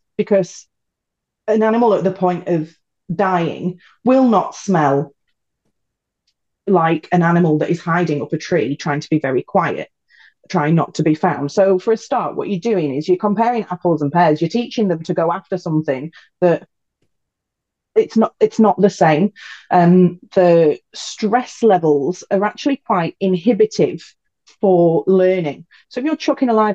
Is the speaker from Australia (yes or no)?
no; United Kingdom; growing up in the British countryside